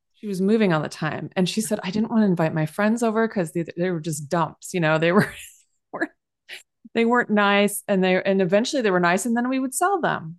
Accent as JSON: {"language": "English", "town": "San Jose", "region": "California", "country": "United States", "tie": "born or raised there", "moved": "yes", "said": "I'm from San Jose"}